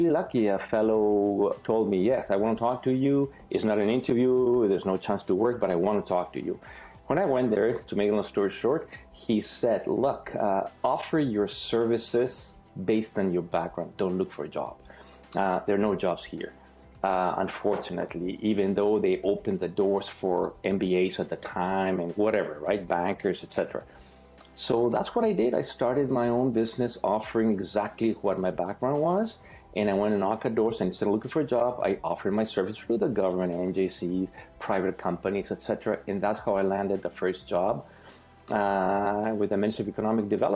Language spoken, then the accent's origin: English; Mexico City, Mexico; moved away as an adult; also born or lived in Vancouver, Canada; now in Canada; I was born and brought up in Mexico City till I was 27 years of age